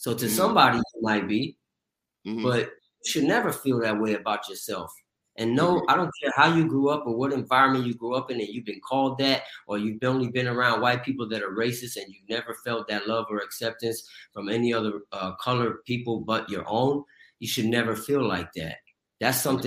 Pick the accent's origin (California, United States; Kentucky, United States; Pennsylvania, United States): California, United States; Pasadena; where I grew up in Pasadena, California